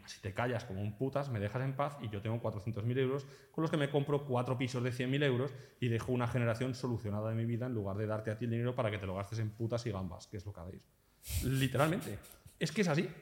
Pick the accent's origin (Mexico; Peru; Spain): Spain; moved away as an adult; now in Portugal; yo soy un español que ahora vivo aquí